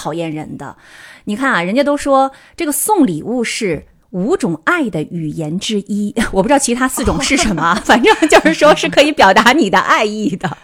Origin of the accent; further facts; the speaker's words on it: China; moved away as an adult; now in Tokyo, Japan; 我们中国人